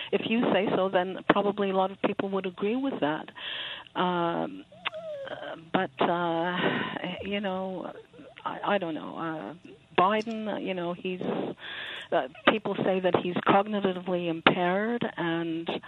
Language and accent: English; Canada; now in Montreal, Canada; as a Canadian